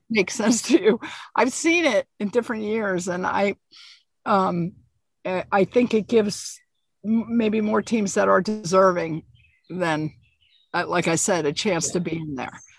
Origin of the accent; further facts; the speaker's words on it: New Jersey, United States; moved away; even though I grew up in New Jersey, I'm in New York.